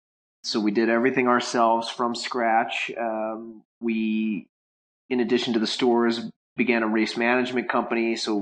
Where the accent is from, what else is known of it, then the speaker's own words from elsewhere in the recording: St. Louis, Missouri, United States; also born or lived in Michigan; I moved back to my hometown of St. Louis, Missouri in summer of 2005, after 2 years in Michigan.